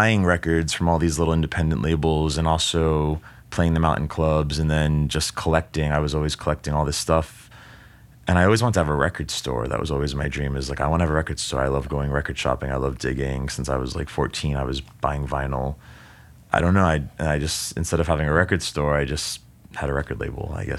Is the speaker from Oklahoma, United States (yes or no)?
no; Jersey City, New Jersey, United States; I moved from Jersey City, which was kind of right next to New York, like one subway stop away.